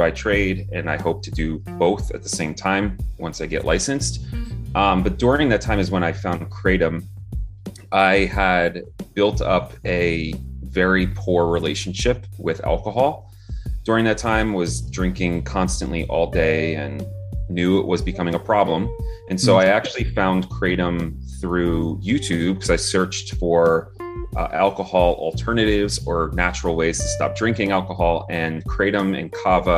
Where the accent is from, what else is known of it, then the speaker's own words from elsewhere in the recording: New Jersey, United States; I was born and raised in New Jersey